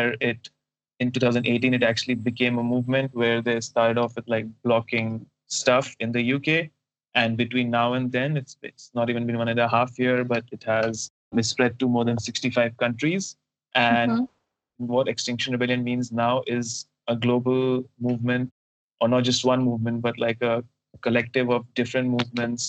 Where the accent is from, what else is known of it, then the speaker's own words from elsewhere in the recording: India; moved away as an adult; also born or lived in Netherlands; I'm an Indian